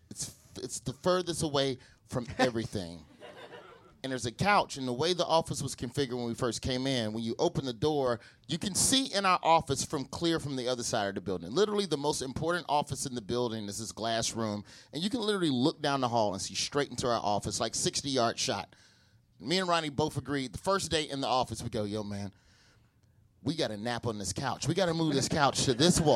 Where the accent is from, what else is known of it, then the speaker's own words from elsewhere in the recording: Alabama, United States; moved away as an adult; also born or lived in Los Angeles; now in New York, United States; I'm from Alabama. We didn't get Asians till like 03, 04. And I left for L.A. in 07